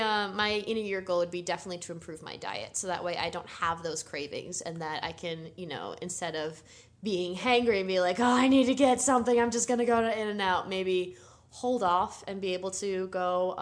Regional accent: East Coast, United States; Here's the thing. I grew up in the East Coast. McDonald's was really kind of the only place that you would go a lot.

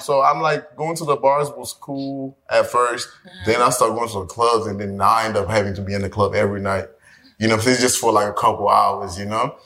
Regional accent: Miami, Florida, United States; moved away as an adult; also born or lived in Haiti; now in Los Angeles, United States; I am from Haiti, but originally was raised pretty much in Miami, graduated high school there, then moved.

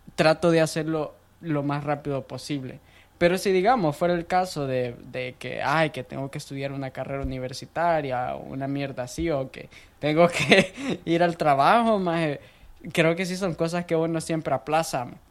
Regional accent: El Salvador; moved away as an adult; now in United States; yo nací en El Salvador, tengo 22 años de edad

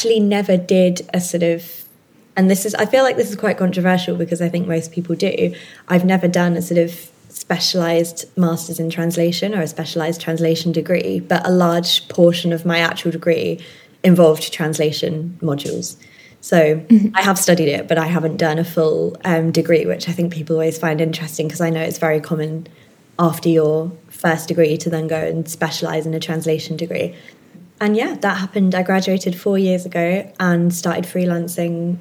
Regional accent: Hertfordshire, East of England, United Kingdom; also born or lived in Friuli Venezia Giulia, Italy; now in Italy; I'm originally from Hertfordshire, sort of North London-y kind of way, but I currently live, hopefully permanently live now, in Northern Italy in an area called Friuli Venezia Giulia

